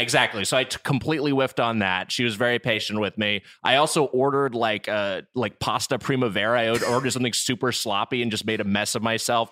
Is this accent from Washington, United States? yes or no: no; Southern California, United States; we're both from Southern California, we reconvened down here